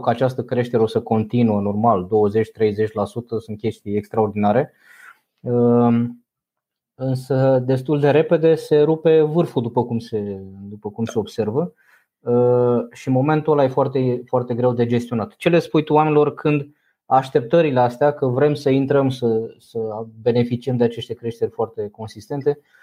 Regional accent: Romania; pe noi ca și români

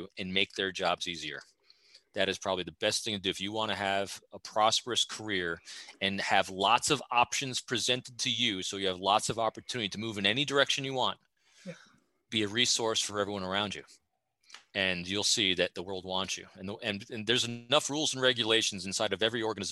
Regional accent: New York, United States; now in Fredericksburg, United States; New Yorker in me

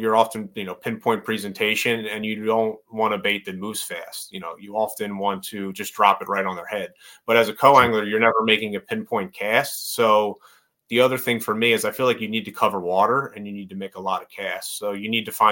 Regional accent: Northeast, United States; I grew up in the Northeast

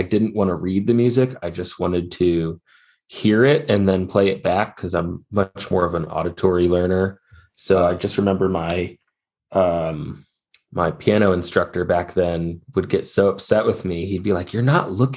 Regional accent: St. Louis, Missouri, United States; now in Asheville, United States; I grew up in St. Louis, Missouri

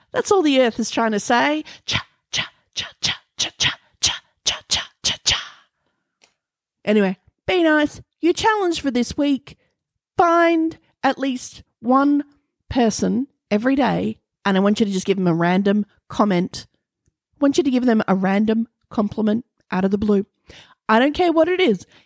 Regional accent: Australia; accent: Australian; my Australian accent

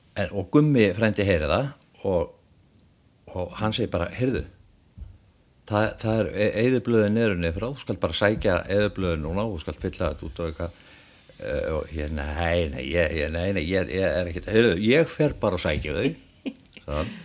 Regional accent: Iceland; moved away; ég er utan að landi

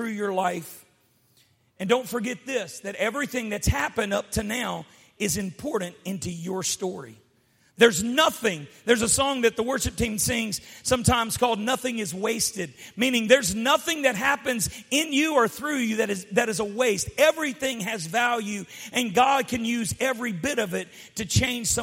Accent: United States; I grew up in the United States

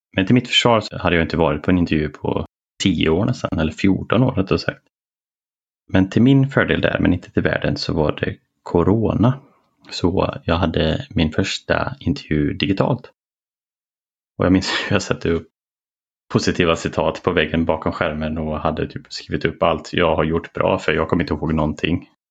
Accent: a small town smaller than Borås, Västra Götaland, Sweden; moved away; ville jag flytta tillbaka till den lilla ska man säga, byn eller mindre stan än Borås eh, där jag växte upp

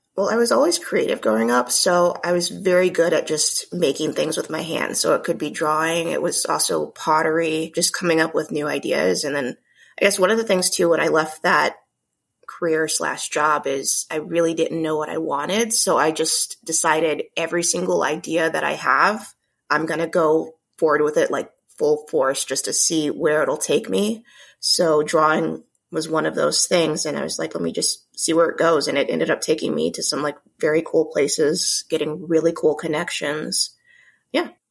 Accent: Omaha, Nebraska, United States; I'm from Omaha, Nebraska, originally born and raised

